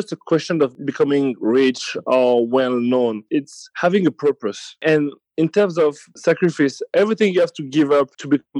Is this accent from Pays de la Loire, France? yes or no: no; Paris, Île-de-France, France; Born and raised in Paris.